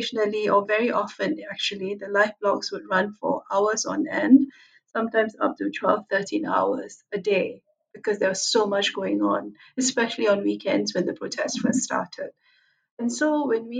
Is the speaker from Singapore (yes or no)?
yes; Singapore; moved away as an adult; now in Hong Kong; I was originally from Singapore.